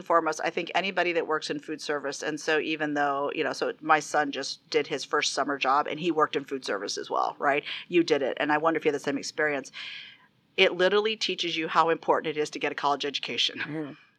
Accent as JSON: {"language": "English", "region": "the South", "country": "United States", "accent": "Southern", "said": "And the last thing she said is I wasn't going to survive if I still had my Southern accent."}